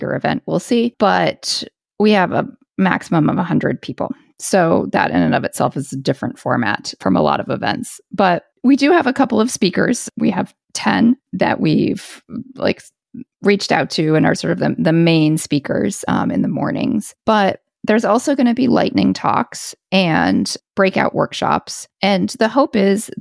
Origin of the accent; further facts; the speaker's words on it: United States; now in Paris, France; I am an American and I do live in Paris